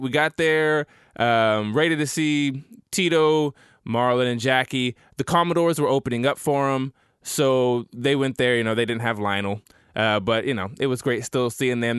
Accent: Tulsa, Oklahoma, United States; my hometown of Tulsa

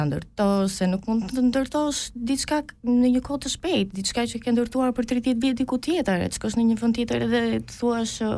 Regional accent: Albania; moved away; also born or lived in Greece; për ne është një emigrim i dytë kur jemi shpërngulur nga Shqipëria në Greqi.

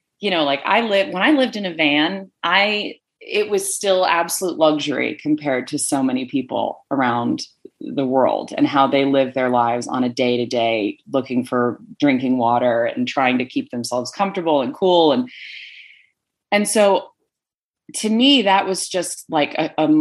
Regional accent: Connecticut, United States; moved away as an adult; also born or lived in Rhode Island; now in Utah, United States; I grew up in New England on the East Coast for 21 years. And outside of going to college in Rhode Island and growing up in Connecticut

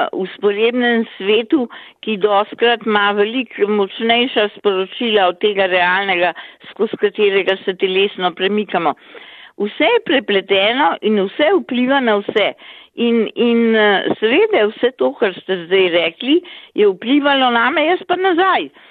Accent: Slovenia; smo Slovenci uh, mnogokrat zaprti

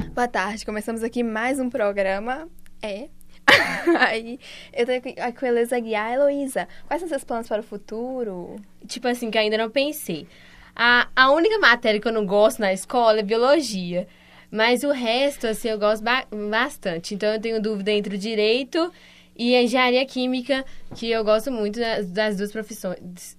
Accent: Tavira, Minas Gerais, Brazil; sou de Tavira, Minas Gerais

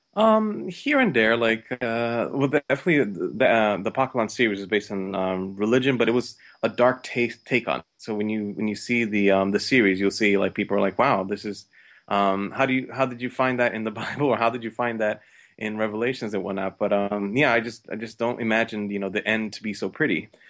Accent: New York, United States; I'm originally from New York

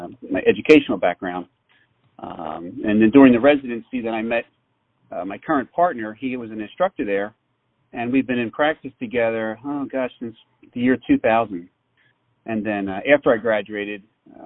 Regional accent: Philadelphia, Pennsylvania, United States; I was born and raised in the Philadelphia area

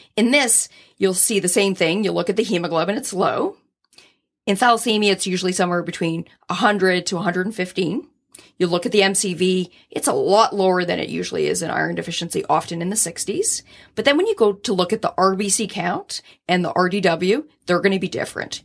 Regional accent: Scotland, United Kingdom; I'm Scottish

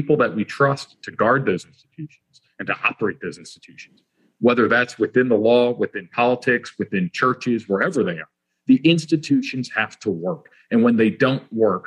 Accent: Hope Mills, North Carolina, United States; moved away as an adult; now in Charlotte, United States; I'm from Hope Mills, North Carolina. It's about 30 minutes from Bladen County. As I like to joke, the closest point of civilization you can get to Bladen County. And I grew up there my whole childhood.

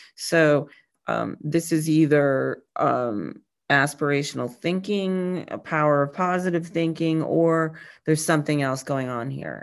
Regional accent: New England, United States; also born or lived in Chicago; I grew up in New England

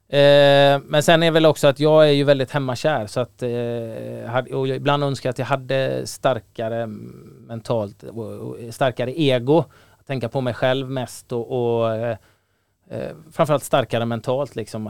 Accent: Gothenburg, Västra Götaland, Sweden; när jag växte upp i Göteborg

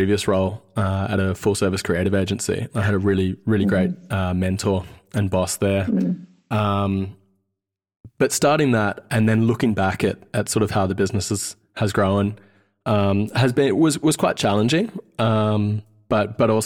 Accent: Sydney, New South Wales, Australia; accent: Australian; also born or lived in Wellington, New Zealand; We grew up in West Sydney, in Carlingford, and my brothers and I quickly lost our Kiwi accent after getting told to say six over and over again

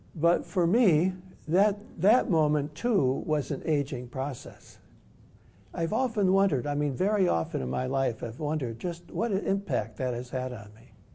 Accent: Detroit, Michigan, United States; I grew up in Detroit. I was born in Detroit

